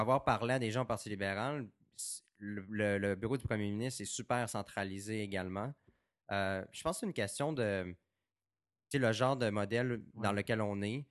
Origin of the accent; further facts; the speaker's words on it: Saguenay, Quebec, Canada; also born or lived in Baie-Comeau; je suis né à Québec, j'ai grandi au Saguenay puis à Bécomo